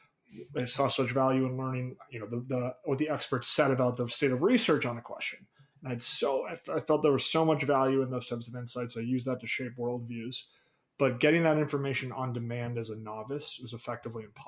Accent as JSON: {"language": "English", "town": "Boston", "region": "Massachusetts", "country": "United States", "also_born_or_lived": "Chicago", "moved": "as an adult", "said": "I'm from the Boston area originally."}